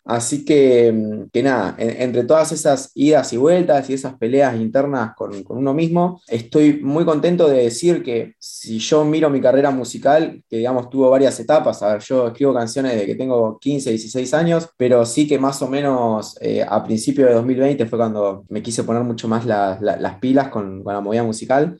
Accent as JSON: {"language": "Spanish", "region": "La Pampa", "country": "Argentina", "tie": "born or raised there", "said": "mi infancia en La Pampa fue básicamente la infancia de, cualquier chico"}